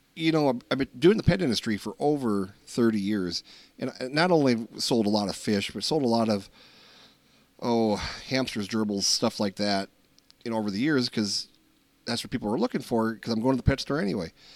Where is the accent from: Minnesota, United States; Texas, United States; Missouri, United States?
Minnesota, United States; We're from Minnesota